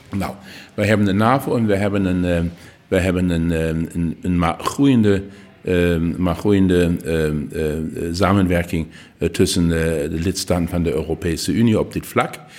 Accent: Saarland, Germany; Dutch is a second language; wij zijn het buurland van Luxemburg en van Frankrijk.

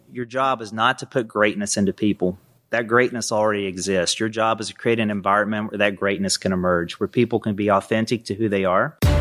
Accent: Kenova, West Virginia, United States; accent: Southern; moved away as an adult; I grew up in a little town in West Virginia called Canova, population three thousand, if you round up.

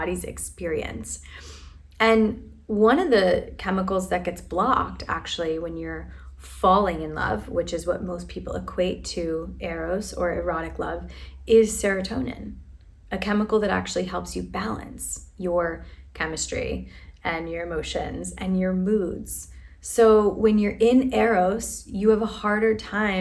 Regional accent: Philadelphia, Pennsylvania, United States; the city that I was born and raised in is named after this kind of love. It's brotherly love, right? Affectionate love. I'm from Philadelphia.

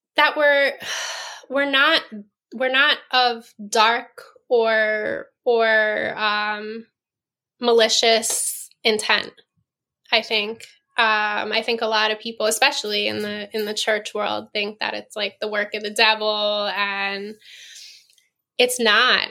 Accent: New York, United States; moved away; I'm from New York.

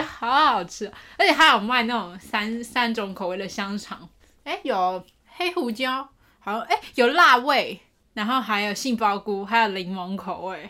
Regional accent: Taipei, Taiwan; 我老家都在台北

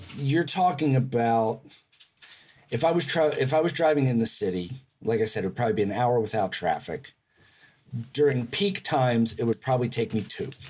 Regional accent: United States; now in Auckland, New Zealand; as an American

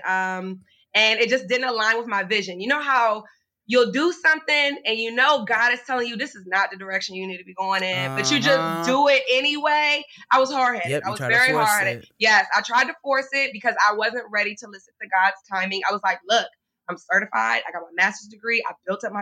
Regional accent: Richmond, Virginia, United States; moved away as an adult; now in Maryland, United States; I'm actually from Richmond, Virginia. So I moved to Maryland

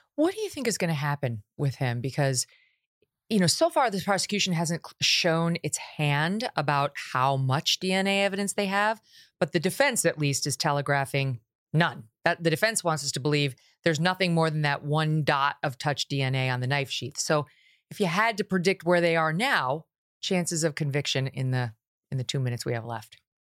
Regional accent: New York, United States; I'm from New York State

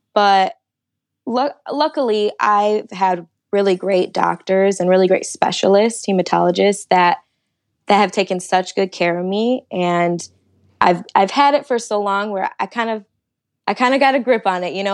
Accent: Detroit, Michigan, United States; moved away as an adult; now in Indianapolis, United States; I'm originally from Michigan, the Detroit area, um, and the last year I actually moved to Indianapolis for my job

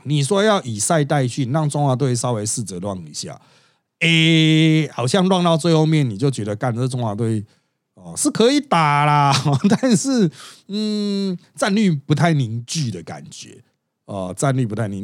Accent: Taiwan; 我们台湾人

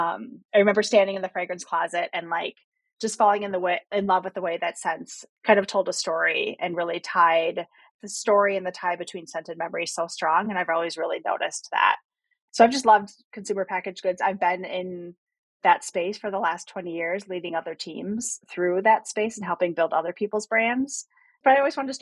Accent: Wisconsin, United States; I was born in Wisconsin, spent a ton of time in nature

